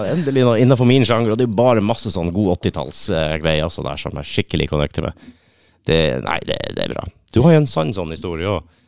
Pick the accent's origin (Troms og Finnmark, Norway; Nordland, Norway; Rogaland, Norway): Troms og Finnmark, Norway; Lakselv; Du har jo midnattsrocken, som er der jeg er fra. I Lakselv